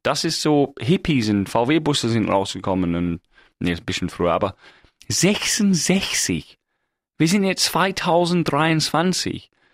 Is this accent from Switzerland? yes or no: no; England, United Kingdom; German is a second language; now in Germany; ich als Engländer